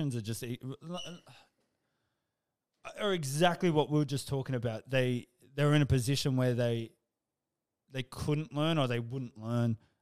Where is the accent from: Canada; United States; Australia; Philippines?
Australia; I'm proud of being Australian